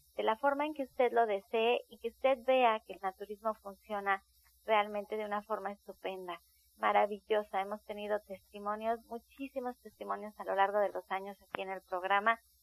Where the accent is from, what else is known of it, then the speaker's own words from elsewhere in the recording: Mexico; nosotros como mexicanos